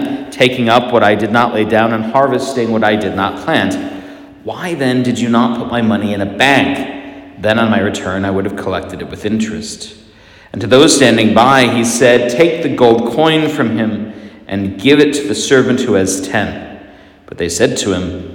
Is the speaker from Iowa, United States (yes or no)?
yes; Iowa, United States; we're from Iowa